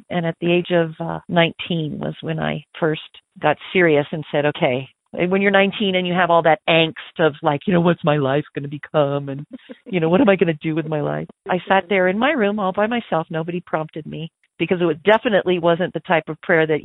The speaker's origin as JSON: {"language": "English", "town": "Corona del Mar", "region": "California", "country": "United States", "tie": "born or raised there", "also_born_or_lived": "Spain", "moved": "as an adult", "lives_now": "Idaho, United States", "said": "I was born and raised in Southern California, a little beach town called Corona del Mar"}